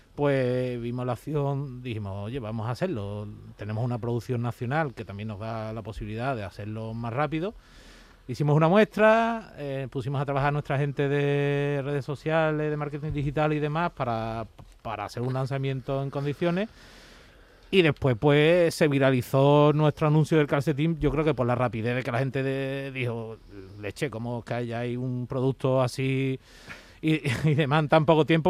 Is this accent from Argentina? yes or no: no; Seville, Andalusia, Spain; yo soy de Sevilla